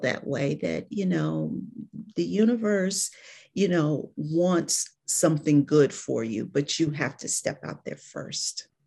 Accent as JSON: {"language": "English", "town": "Cleveland", "region": "Ohio", "country": "United States", "moved": "as an adult", "lives_now": "Atlanta, United States", "said": "I'm from Cleveland, Ohio"}